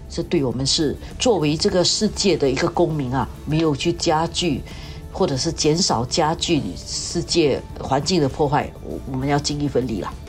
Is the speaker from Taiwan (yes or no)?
no; Singapore; 我们新加坡人